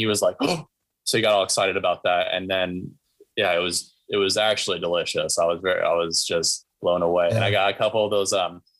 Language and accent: English; Concord, California, United States; now in San Francisco, United States; I'm originally from Concord. I'm living in San Francisco right now.